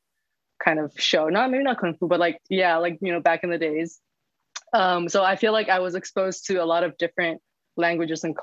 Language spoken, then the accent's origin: English; Yangon, Yangon Region, Myanmar; moved away as an adult; also born or lived in Boston, United States; now in New York City, United States; I was born and raised in Yangon.